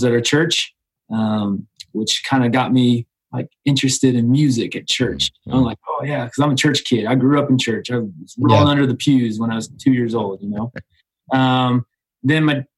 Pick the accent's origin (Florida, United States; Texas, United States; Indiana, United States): Indiana, United States; Southern; I'm from Indiana, Southern Indiana.